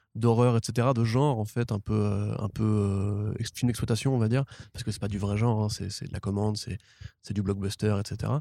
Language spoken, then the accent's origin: French; France; en tant que Français